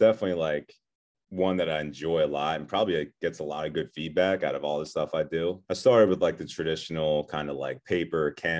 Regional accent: Philadelphia, Pennsylvania, United States; Yeah, so I'm from Philadelphia, do a lot of painting and drawing on all kinds of mediums

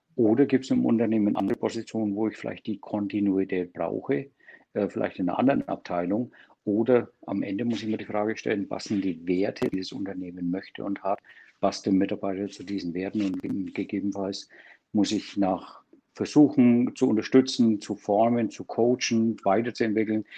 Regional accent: Germany; bei uns in Deutschland

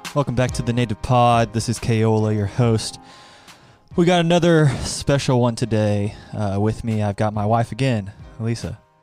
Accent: Oklahoma, United States; Growing up in Oklahoma, Twister was like a rite of passage, like you had to watch that to be an Oklahoman

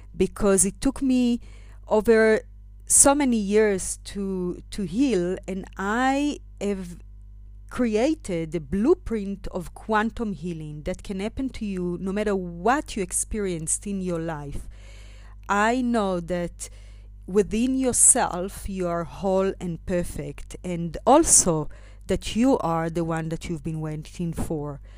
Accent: Israel; moved away as an adult; now in South Africa; I left, um, my home country, Israel, and arrived to South Africa when I was twenty-one years old

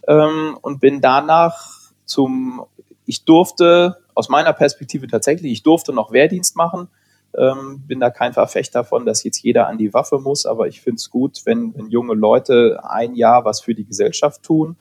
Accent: Hanover, Lower Saxony, Germany; Ich bin in Hannover zur Schule gegangen

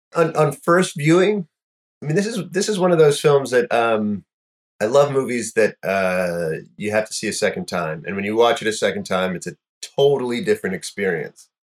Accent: North Florida, United States; I grew up in North Florida

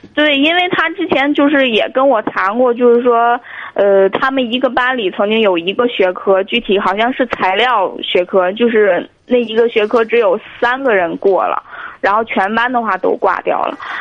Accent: Tianjin, China; 我是天津的

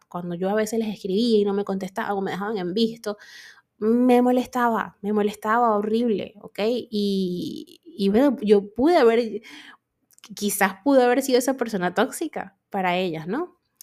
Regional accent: Venezuela; yo actualmente vivo en Venezuela

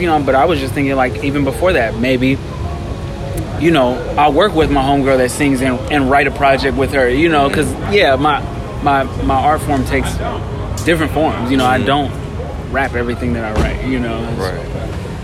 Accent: Los Angeles, California, United States; growing up around Leimert Park

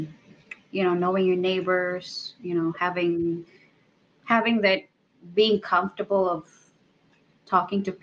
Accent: Argao, Central Visayas, Philippines; also born or lived in Cebu; now in Florida, United States; where I grew up in Argao

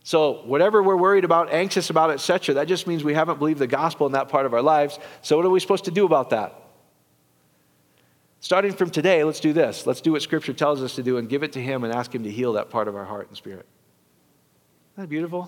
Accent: Iowa, United States; I'm from Iowa

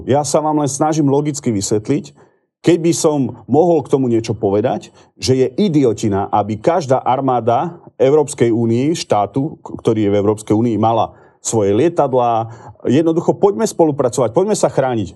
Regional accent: Slovakia; Ja som Slovák. Milujem tento národ, milujem tento štát.

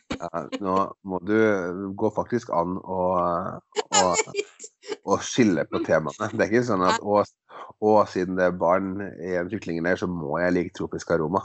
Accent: Skotterud, Innlandet, Norway; på Skotterud, der jeg kommer ifra. En liten Eidskog kommune på Hedmarken.

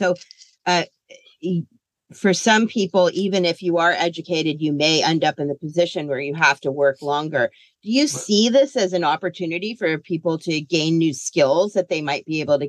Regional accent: Northern California, United States; I'm from Northern California.

